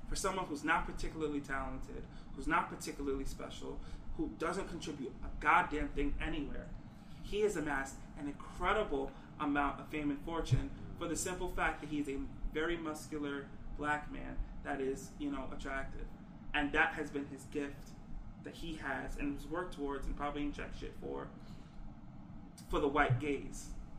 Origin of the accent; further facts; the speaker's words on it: New York, United States; I come from New York. To say that, shit, I come from New York.